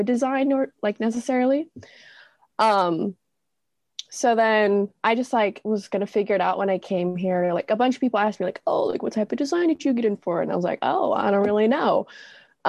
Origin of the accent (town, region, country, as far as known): La Verne, California, United States; born or raised there; moved away as an adult; now in San Francisco, United States